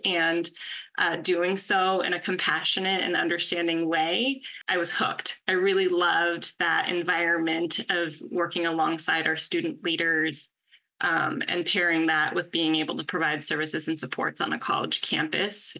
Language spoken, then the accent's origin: English; California, United States; also born or lived in Pennsylvania; I was born and raised in California